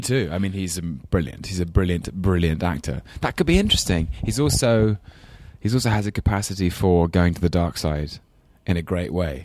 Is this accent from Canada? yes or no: no; London, United Kingdom; accent: English London; my very English London accent